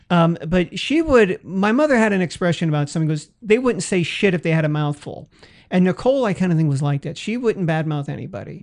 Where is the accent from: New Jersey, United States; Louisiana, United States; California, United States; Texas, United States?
California, United States; San Francisco; my hometown